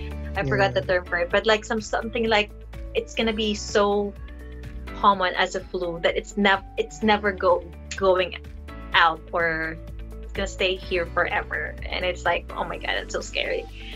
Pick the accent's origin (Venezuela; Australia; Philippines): Philippines; Mimaropa; I'm from Palawan.